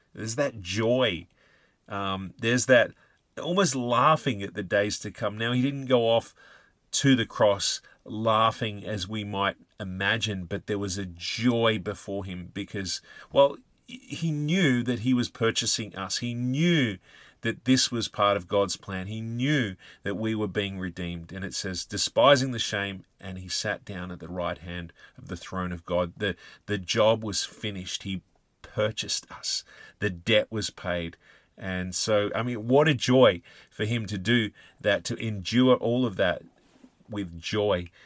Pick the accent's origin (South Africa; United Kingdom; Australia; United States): Australia; us, uh, Aussie soldiers had this, uh, reputation